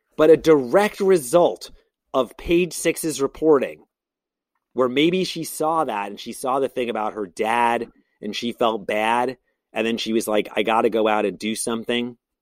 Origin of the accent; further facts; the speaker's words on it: Brooklyn, New York, United States; I'm from Brooklyn